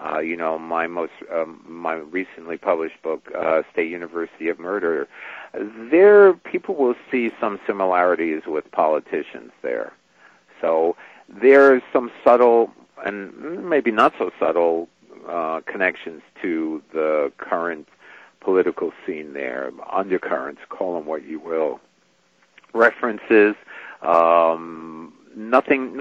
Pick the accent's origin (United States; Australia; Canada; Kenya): United States; New York; I grew up in New York